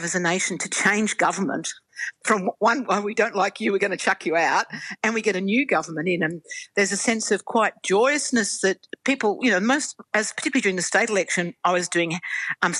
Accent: Australia; also born or lived in Albury Wodonga; my enormous pride and patriotism in being an Australian

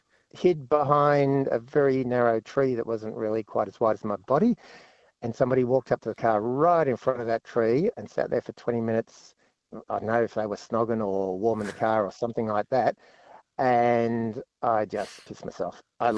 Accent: Melbourne, Victoria, Australia; No, really, really ordinary urban Bayside Melbourne.

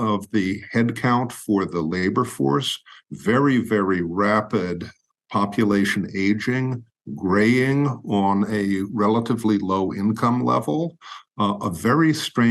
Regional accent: United States; as an American citizen

